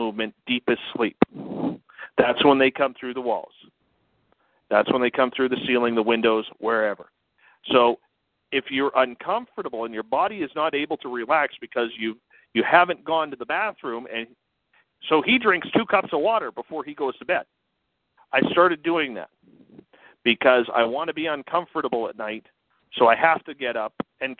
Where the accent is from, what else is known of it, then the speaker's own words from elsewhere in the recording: Canada; me being Canadian